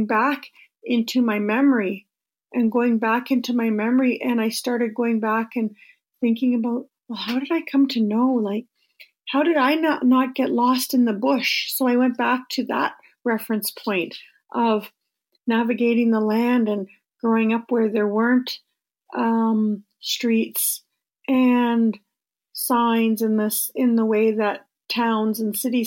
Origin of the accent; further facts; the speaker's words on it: Flying Post First Nation, Treaty 9, Ontario, Canada; I'm from Flying Post First Nation Treaty 9